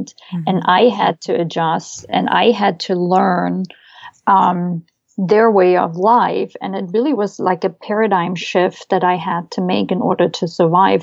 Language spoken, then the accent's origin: English; Leipzig, Saxony, Germany; first language German; English is a second language; moved away as an adult; also born or lived in West Germany; now in United States; I grew up in East Germany